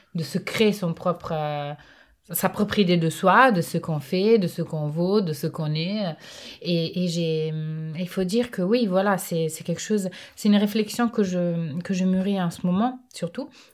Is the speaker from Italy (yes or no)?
yes; a city in northern Italy, Italy; now in France; je suis née j'ai grandi dans un dans une ville du nord de l'Italie